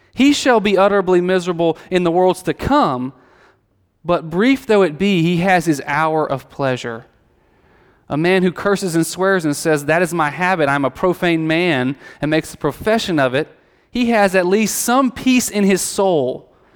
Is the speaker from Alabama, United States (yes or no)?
yes; Alabama, United States; I grew up in Alabama